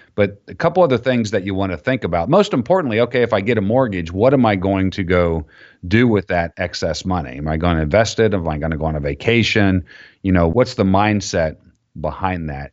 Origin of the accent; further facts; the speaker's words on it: Florida, United States; I grew up down in Florida